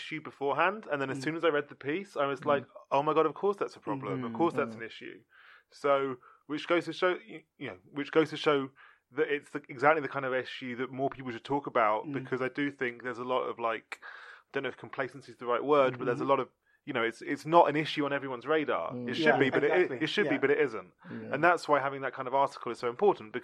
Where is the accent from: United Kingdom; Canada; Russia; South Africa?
United Kingdom; London; I'm from London